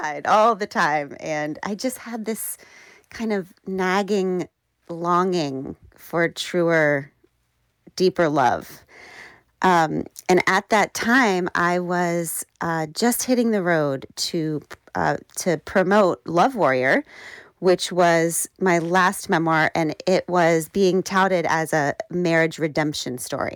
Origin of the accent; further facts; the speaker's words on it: Burke, Virginia, United States; I grew up, in Burke, Virginia